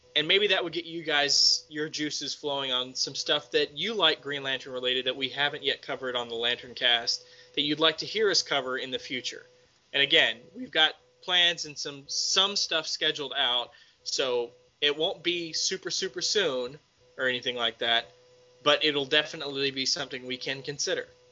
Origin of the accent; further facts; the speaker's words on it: Texas, United States; I'm from Texas